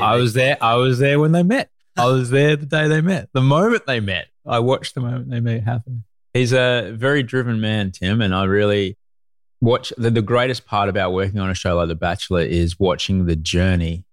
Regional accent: Brisbane, Queensland, Australia; also born or lived in London; I grew up in Brisbane

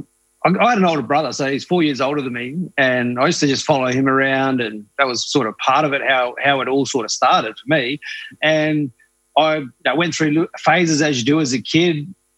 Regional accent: Katherine, Northern Territory, Australia; when I grew up in Katherine

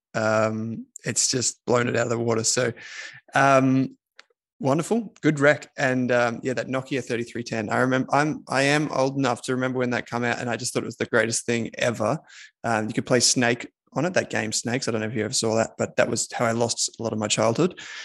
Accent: Victoria, Australia; from my home state of Victoria

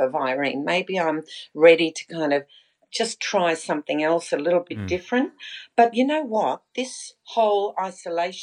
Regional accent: Sydney, New South Wales, Australia; also born or lived in Melbourne; I was originally from Sydney

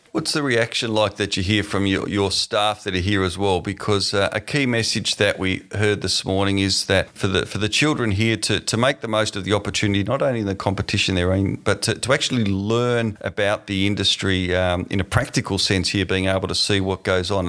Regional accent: Tasmania, Australia; moved away; my home state in Tasmania

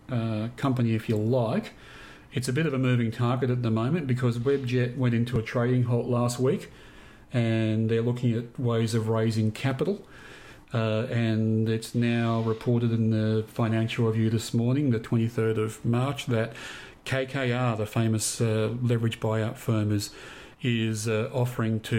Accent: Queensland, Australia; grew up in Queensland.

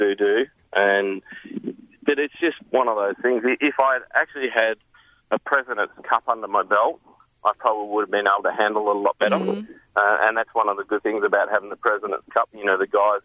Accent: Victoria, Australia; moved away; also born or lived in Western Australia; growing up in Western Australia, well, I grew up in Victoria, but then went to Western Australia, which is very windy.

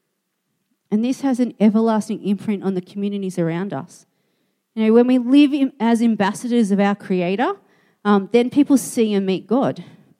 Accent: Australia; I was an Australian

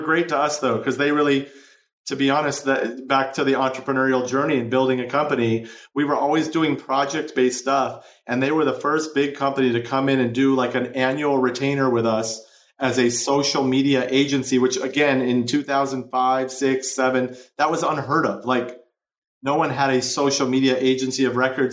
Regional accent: Chicago, Illinois, United States; now in Los Angeles, United States; I grew up in Chicago

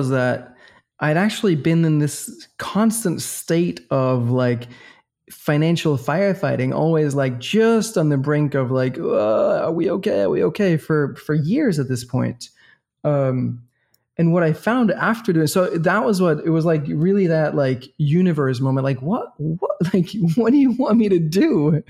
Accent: Copenhagen, Capital Region of Denmark, Denmark; also born or lived in Boston, United States; So we're from the same city. We're both from Copenhagen.

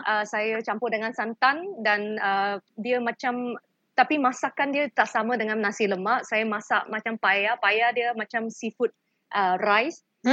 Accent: Malaysia; kita sebagai rakyat Malaysia

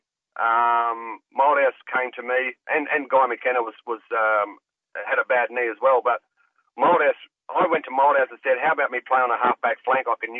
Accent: Fremantle, Western Australia, Australia; I grew up around South Fremantle and East Fremantle area.

